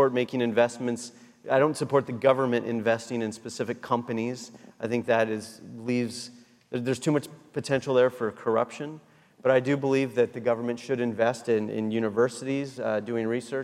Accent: Washington, United States; moved away; I was raised in Washington State where we grow apples and berries

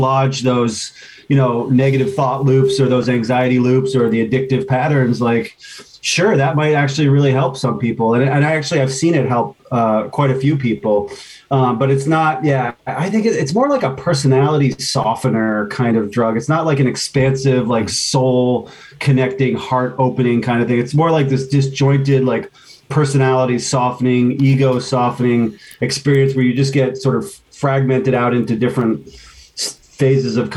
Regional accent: East Coast, United States; I grew up on the East Coast

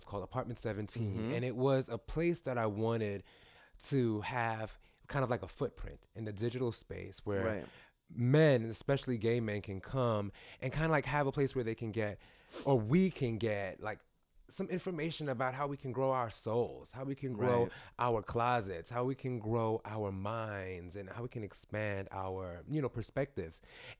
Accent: New York City, New York, United States; I'm from Brooklyn.

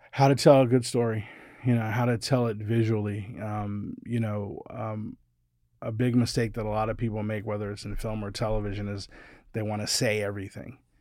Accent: Ohio, United States; I was a kid growing up in Ohio

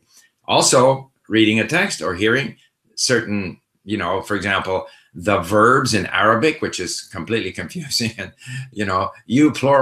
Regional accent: Canada; first language Swedish; also born or lived in Sweden; I was born in Sweden, so for the first 5 years of my life, the language I spoke most easily was Swedish. But when we moved to Canada, I was 5 years old

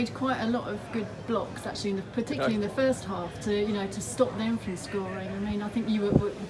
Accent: Southend-on-Sea, East of England, United Kingdom; That's my neck of the woods. I'm from South End

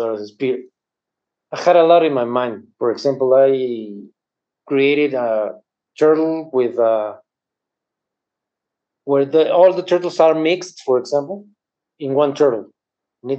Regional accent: Mexico; I'm from Mexico

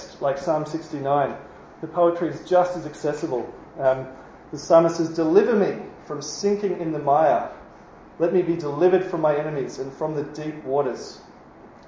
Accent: New Zealand; now in Australia; I'm a Kiwi.

